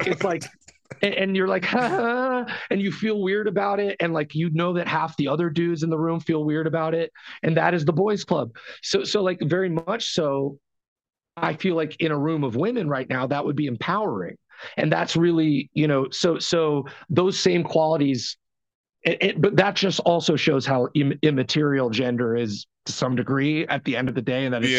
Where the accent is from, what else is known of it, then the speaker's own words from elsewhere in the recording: New York, United States; born there; And that I was born in New York and that my family...